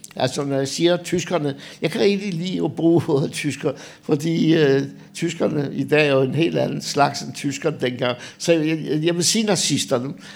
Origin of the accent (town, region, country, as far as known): Denmark